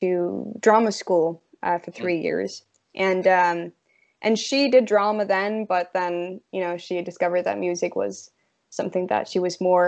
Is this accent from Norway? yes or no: yes; Norway; moved away; also born or lived in London; I grew up in a very, not even a town. It's a very small place in Norway